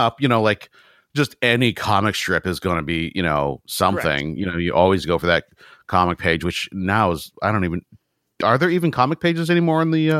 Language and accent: English; San Francisco, California, United States; I was born in San Francisco